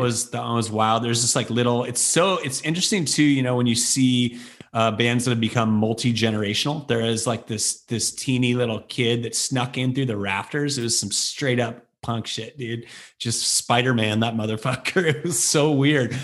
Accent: Bay Area, California, United States; also born or lived in Chicago / San Francisco; growing up in the Bay Area at the time that we did

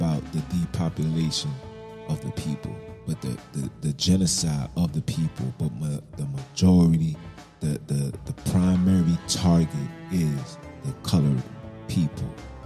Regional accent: New York City, New York, United States; I was born in Kings County Hospital. I'm a Brooklyn baby to the core. All I know is Brooklyn.

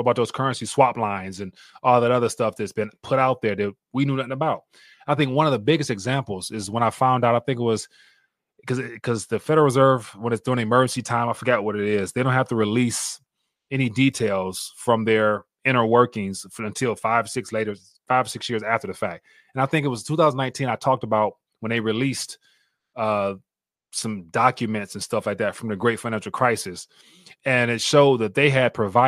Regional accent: United States; as an American citizen

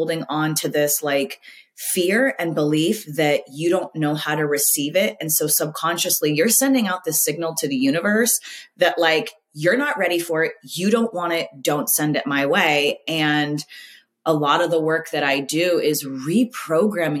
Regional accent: Southern California, United States; now in Florida, United States; being a Southern California girl

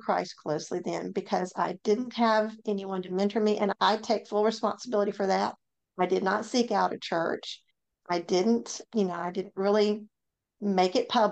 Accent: Memphis, Tennessee, United States; moved away as an adult; now in North Mississippi, United States; I grew up in Memphis, Tennessee.

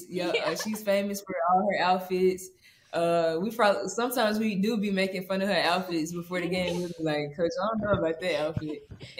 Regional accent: Memphis, Tennessee, United States; now in Baton Rouge, United States; I think I'm going to get the key to the city in Memphis. So let's go. Yeah, I can't wait to go back to my hometown.

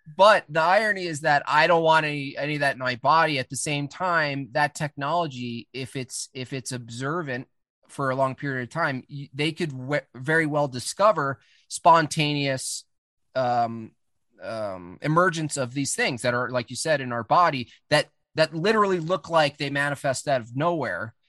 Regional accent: Hunter, New York, United States; moved away; I grew up in the Catskill Mountains

